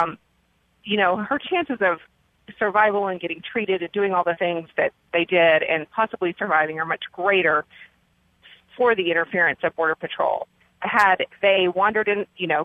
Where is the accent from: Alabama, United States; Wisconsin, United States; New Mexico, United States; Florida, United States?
New Mexico, United States; I'm from New Mexico